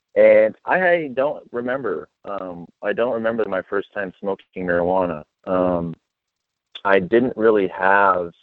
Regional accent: Las Vegas, Nevada, United States; I grew up in Las Vegas, Nevada, and I was born and raised there

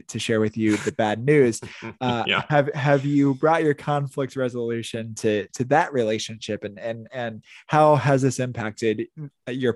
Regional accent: Indiana, United States; moved away as an adult; also born or lived in Wisconsin / Chicago suburbs, Illinois; now in Florida, United States; I was born and raised in Indiana, went to grad school in Wisconsin, lived in the suburbs of Chicago for a while. Now I live in Florida

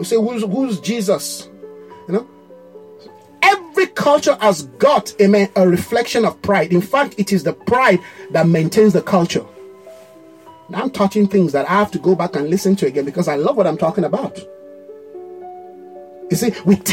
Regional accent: Nigeria; the pride of who you are as a Nigerian. You know, my people are very proud

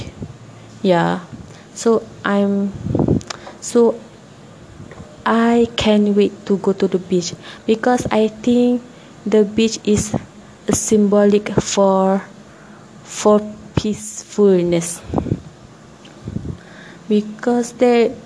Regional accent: Kuala Terengganu, Terengganu, Malaysia; English is a second language; moved away as an adult; now in Tanjung Malim, Malaysia; my hometown, which is Terengganu, Kuala Terengganu, Terengganu

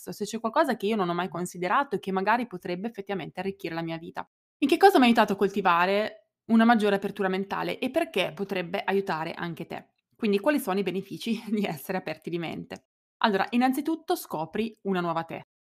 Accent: Italy; è americano, io italiana, lui è cresciuto in mille posti diversi del mondo, io fino a 18 anni nel mio paesino di 7000 abitanti senza mai viaggiare

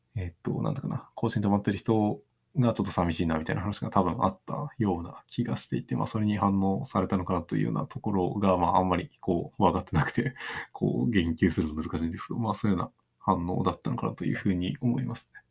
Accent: Takaoka, Toyama, Japan; moved away; 自分の地元だと結構まだそういう、あの、まあ富山県の高岡市の田舎のところですけど

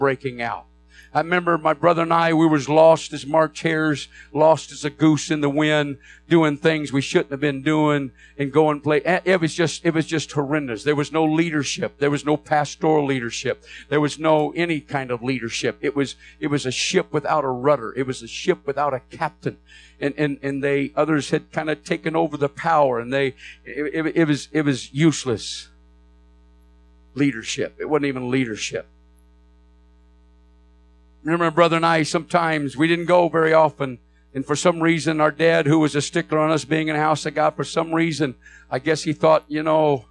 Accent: Flint, Michigan, United States; I was born in Flint, Michigan. Was raised there

